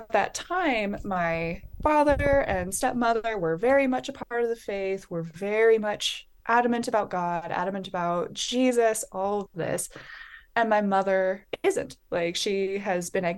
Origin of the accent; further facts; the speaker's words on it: Bellingham, Washington, United States; I am Washington, born and raised. I am from Bellingham, Washington